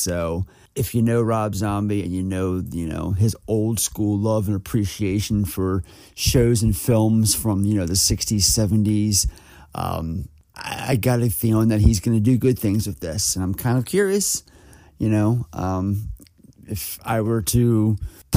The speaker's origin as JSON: {"language": "English", "area": "near where Serial Mom was shot", "region": "Maryland", "country": "United States", "tie": "born or raised there", "said": "the film was shot right around the corner from my hometown where I currently still live"}